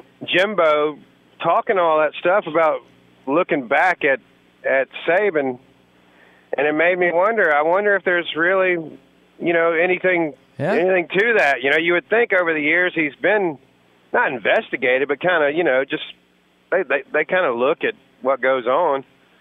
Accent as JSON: {"language": "English", "region": "Alabama", "country": "United States", "moved": "yes", "said": "I'm from Alabama, and I moved up here about 10 years ago, and there's a ton of Alabama fans that are hardcore"}